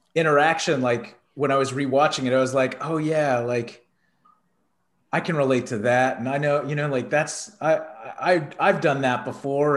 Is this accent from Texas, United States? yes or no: yes; Texas, United States; being a kid growing up in Texas